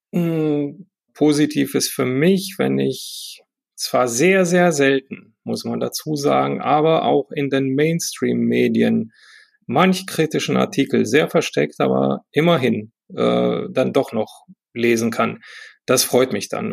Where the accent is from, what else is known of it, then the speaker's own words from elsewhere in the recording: Romania; now in Germany; ich komme ja selber aus dem Osten, ja, ich bin mit Ceausescu groß geworden